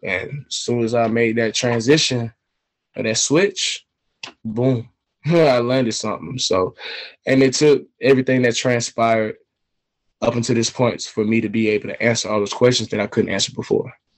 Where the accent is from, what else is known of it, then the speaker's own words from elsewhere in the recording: Atlanta, Georgia, United States; also born or lived in China; I'm from Atlanta, Georgia